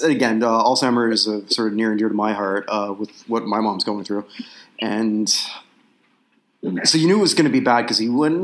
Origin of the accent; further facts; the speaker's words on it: Canada; as a Canadian